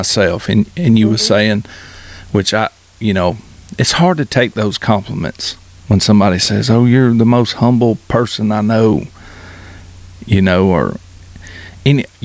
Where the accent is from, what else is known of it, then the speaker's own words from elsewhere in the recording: Georgia, United States; alligators isn't something I grew up hunting in Georgia